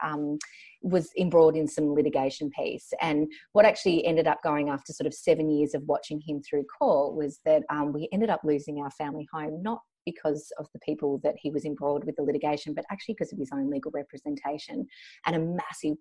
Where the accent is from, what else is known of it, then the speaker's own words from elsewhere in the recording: Melbourne, Victoria, Australia; also born or lived in Banbury, England; grew up in Melbourne, one of the luckiest and most livable cities in the world.